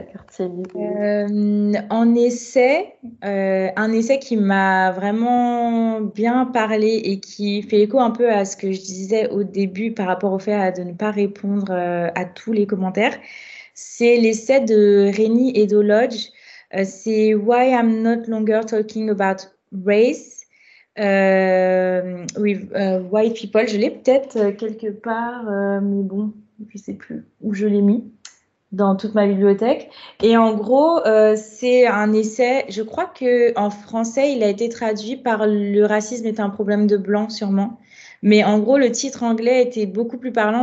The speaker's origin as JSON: {"language": "French", "country": "Guadeloupe", "tie": "born or raised there", "moved": "as an adult", "lives_now": "Paris, France", "said": "j'ai grandi en Guadeloupe pendant longtemps"}